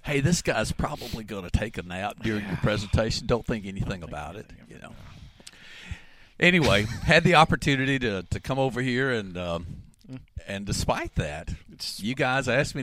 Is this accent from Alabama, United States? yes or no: yes; Alabama, United States; moved away as an adult; also born or lived in Mississippi / Arkansas; now in Oklahoma, United States; I'm native Alabamian